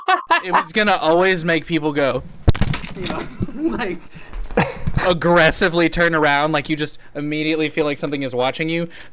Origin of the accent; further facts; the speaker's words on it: the American South, United States; growing up in the American South means that you have a proficient ability to add syllables where they don't belong and take them away where they should be.